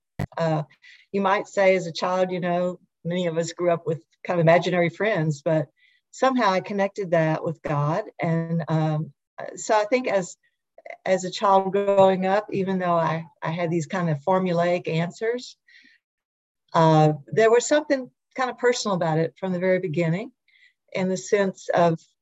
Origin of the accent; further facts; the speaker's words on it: Little Rock, Arkansas, United States; I grew up here in Little Rock